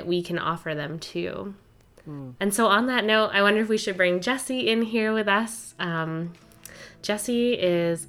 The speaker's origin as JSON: {"language": "English", "region": "Ontario", "country": "Canada", "tie": "born or raised there", "also_born_or_lived": "Winnipeg", "moved": "as an adult", "said": "I grew up in Ontario, but then I went to school in Winnipeg"}